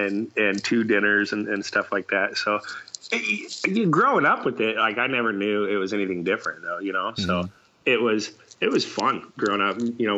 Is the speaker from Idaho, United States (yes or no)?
yes; Boise, Idaho, United States; I grew up in Boise, Idaho when it was a small little town.